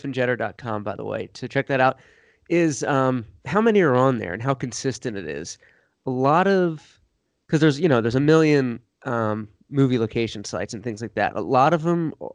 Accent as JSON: {"language": "English", "town": "Doylestown", "region": "Pennsylvania", "country": "United States", "tie": "born or raised there", "said": "I grew up in Doylestown, Pennsylvania, where they filmed the movie Signs"}